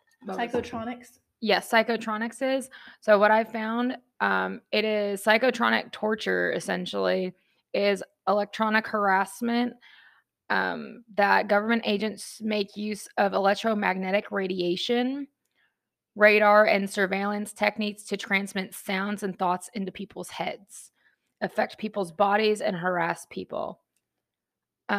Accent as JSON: {"language": "English", "town": "New York City", "region": "New York", "country": "United States", "tie": "born or raised there", "said": "I was born in Staten Island"}